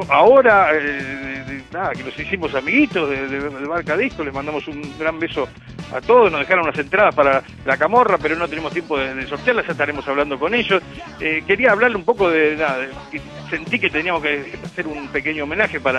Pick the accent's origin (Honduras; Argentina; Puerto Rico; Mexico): Argentina; con total respeto, soy argentino, pero lo digo de corazón